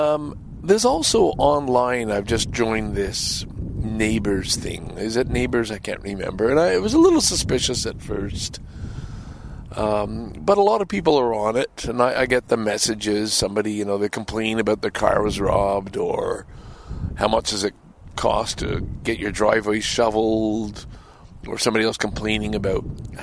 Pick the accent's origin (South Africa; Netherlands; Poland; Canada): Canada; also born or lived in Ottawa / Toronto / Montreal / Vancouver; And I think I am, as a Canadian representative, I think I'm very good, having lived in Ottawa, Toronto, Montreal, Vancouver, having lived outside the country, and I do think I have an awful lot to offer.